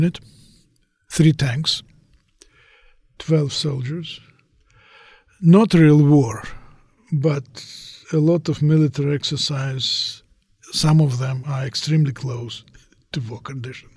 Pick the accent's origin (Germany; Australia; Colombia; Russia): Russia; Moscow; moved away as an adult; now in United States; I came from Moscow, Russia. I spent half of my life there.